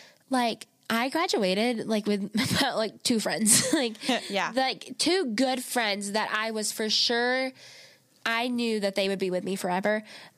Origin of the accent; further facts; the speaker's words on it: Rome, United States; I'm from Rome